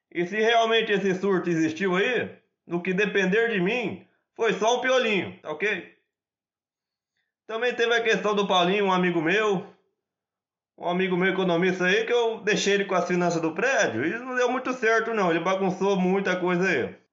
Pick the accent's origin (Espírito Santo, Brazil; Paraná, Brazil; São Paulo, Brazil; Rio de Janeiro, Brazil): São Paulo, Brazil; Glicério; sou de Glicério, São Paulo.